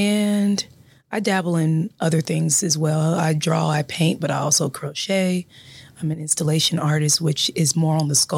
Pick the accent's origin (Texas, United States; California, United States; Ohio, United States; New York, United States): Ohio, United States; Columbus; also born or lived in Dayton, Ohio / Cincinnati, Ohio; And I am from Columbus, Ohio, graduate of Columbus East High School. Go Tigers. and I migrated to the Dayton area in 2003 when I became a freshman at Central State University